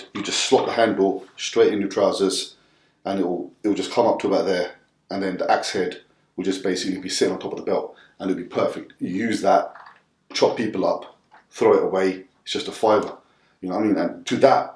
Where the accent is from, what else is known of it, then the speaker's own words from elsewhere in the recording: Southall, London, United Kingdom; growing up in Southall